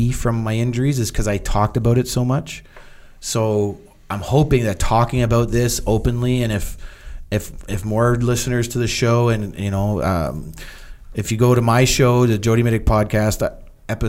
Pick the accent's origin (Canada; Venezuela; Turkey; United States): Canada; I'm Canadian